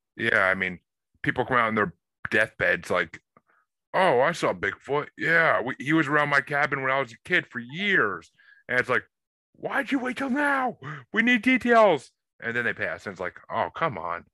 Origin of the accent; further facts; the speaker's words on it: New York, United States; I I grew up in New York